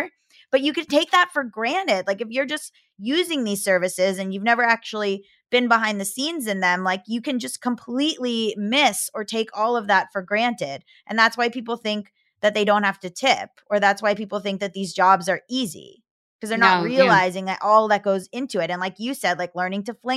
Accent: Florida, United States; moved away; I'm from Florida, I can do it. I put on a Southern accent in certain instances

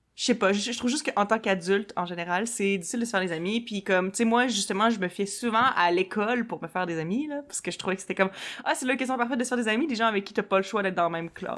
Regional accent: Quebec City, Quebec, Canada; moved away as an adult; also born or lived in Montreal; je suis partie de Québec, j'avais comme 19, puis je venais juste de finir le cégep

